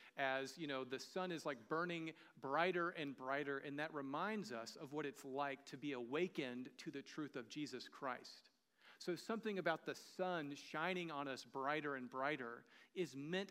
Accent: the American South, United States; moved away; I'm from the American South. We don't grow vineyards where I'm from. You know, we grew tobacco a lot

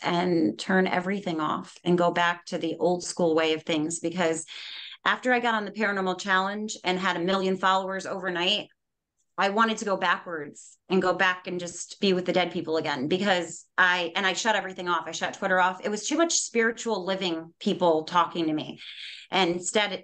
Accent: New York, United States; I'm Native American. I was actually raised on a reservation.

